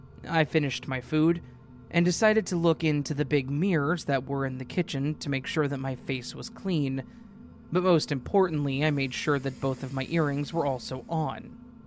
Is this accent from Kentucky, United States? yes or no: no; Michigan, United States; At this time, I was finishing up my 12th grade year and an adult education that is located in my hometown, which is in Michigan.